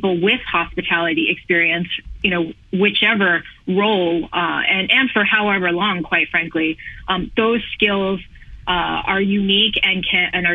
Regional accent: New York, United States; Born and raised in New York

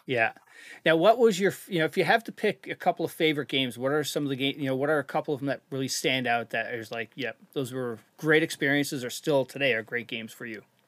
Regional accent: Canada; moved away; I'm from Canada originally. So, we grew up playing road hockey, street hockey

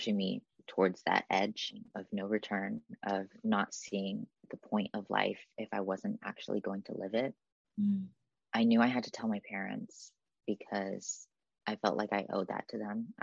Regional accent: Newark, California, United States; lived in my hometown of Newark, California

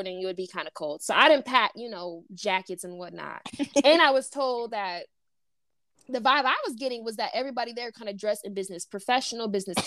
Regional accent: United States; we were American

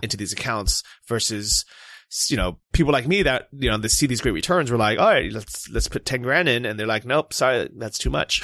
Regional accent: California, United States; moved away; I'm from California

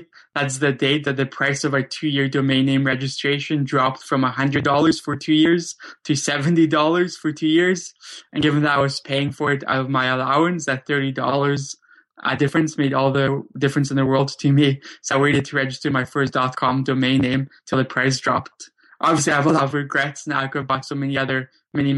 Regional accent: Vancouver, British Columbia, Canada; also born or lived in Krakow, Poland; I grew up in Vancouver, Canada, though I was originally born in Krakow, Poland. Me, my brother, my mom and my dad, we immigrated over to Canada in 1991 when I was only 7 or 8 years old

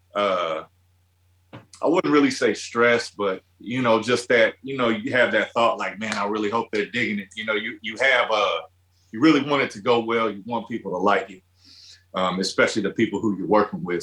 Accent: Midwest, United States; growing up in the Midwest

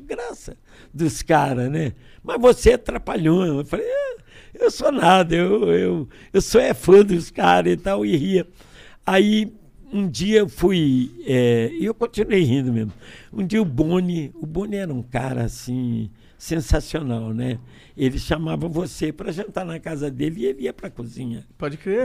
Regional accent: Niterói, Rio de Janeiro, Brazil; moved away; also born or lived in Brasília; tenho cara de baiano, nome de alemão e nasci em Niterói

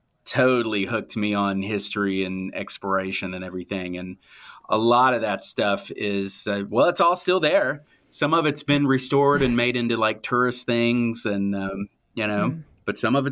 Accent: Nevis, St. Kitts & Nevis; And then we moved overseas. I grew up in the Caribbean, and we lived on kind of like a remote island called Nevis, which at the time that I lived there, it was largely unexplored by archaeologists.

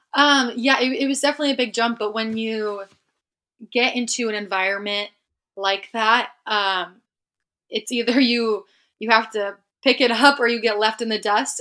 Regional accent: Hudsonville, Michigan, United States; moved away as an adult; also born or lived in Seattle; I'm from the West Side

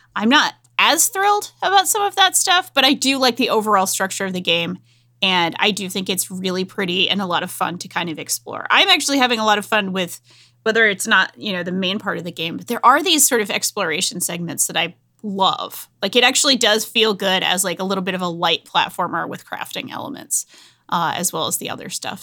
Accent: Rhode Island, United States; a woman from Rhode Island

